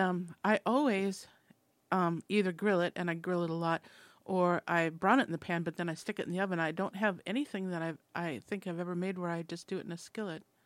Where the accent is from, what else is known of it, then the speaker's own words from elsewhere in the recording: Minnesota, United States; I'm from Minnesota